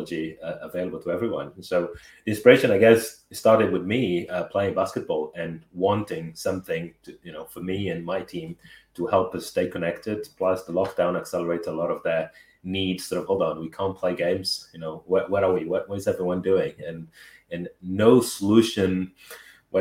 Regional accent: Angola; English is a second language; also born or lived in Brazil / Portugal; now in United Kingdom; I was born in Angola.

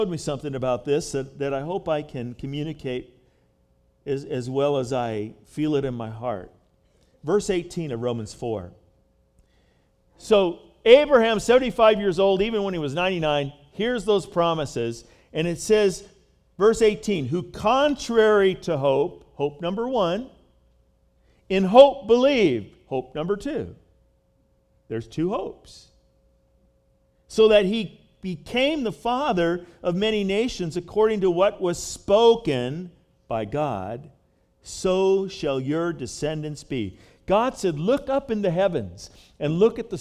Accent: United States; my life as an American citizen

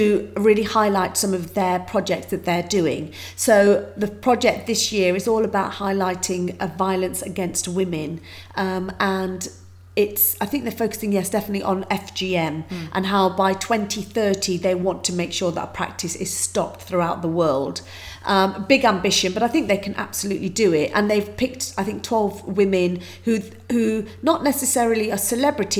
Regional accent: United Kingdom; my life story growing up in Britain is very different to most people's

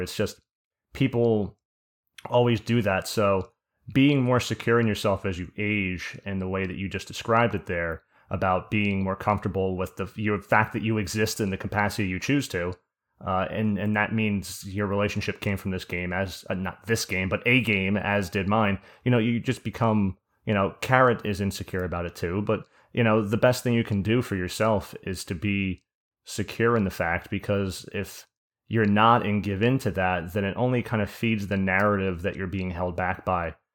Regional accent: New Jersey, United States; I'm from Jersey

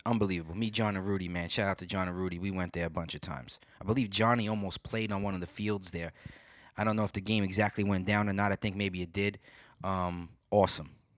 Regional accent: New York City, New York, United States; moved away; growing up in Brooklyn

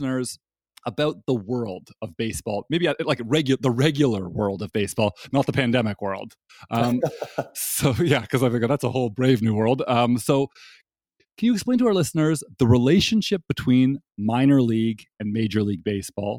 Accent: Toronto, Ontario, Canada; now in Durham, United States; I'm from Toronto

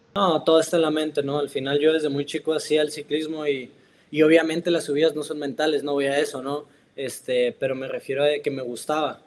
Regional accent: Mexico; now in Italy

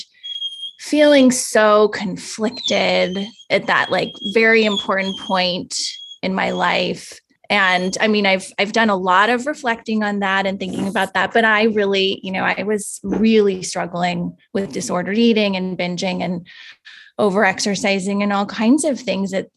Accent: Pacific Northwest, United States; I'm from the Pacific Northwest

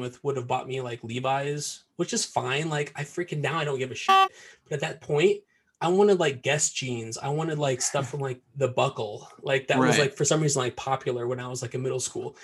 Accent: Cedar Rapids, Iowa, United States; I'm from Iowa. I was born and raised in Cedar Rapids, Iowa

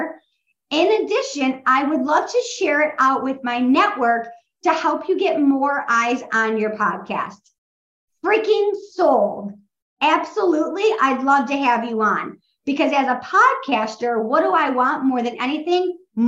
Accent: Midwest, United States; I'm from the Midwest

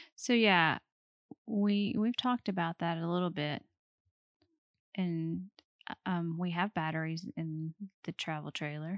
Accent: Alabama, United States; we are from Alabama

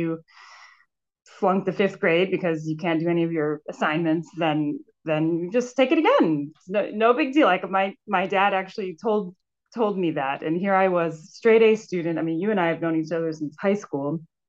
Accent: Newark, New Jersey, United States; Sure. I grew up in Newark, New Jersey, which is funny because now I live in a very close proximity to that.

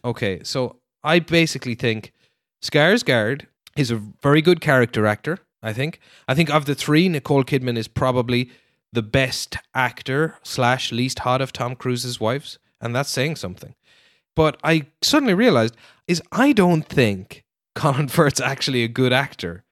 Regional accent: Ireland; you're assigned as an Irish person

